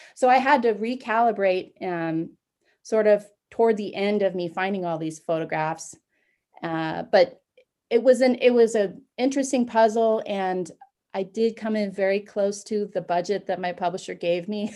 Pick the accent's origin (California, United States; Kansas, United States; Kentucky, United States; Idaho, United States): Kansas, United States; Concordia; moved away; my hometown of Concordia, Kansas